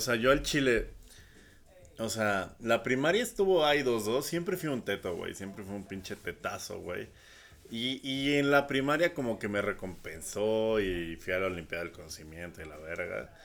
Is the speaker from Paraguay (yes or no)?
no; Coacalco, State of Mexico, Mexico; also born or lived in Ecatepec (Tulpetlac), State of Mexico; yo toda mi infancia y adolescencia vivía en Coacalco